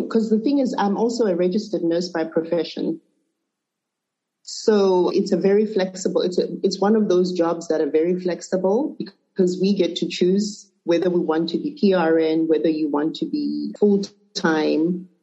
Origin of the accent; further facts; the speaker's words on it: Lusaka, Zambia; moved away as an adult; also born or lived in Zimbabwe; now in Dallas, United States; I'm originally from Zimbabwe, but I was born in Zambia. So my heritage is both Zimbabwean and Zambian.